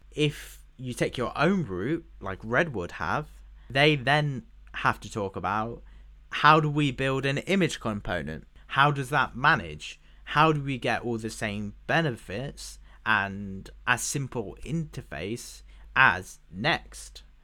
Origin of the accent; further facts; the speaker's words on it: United Kingdom; as a British person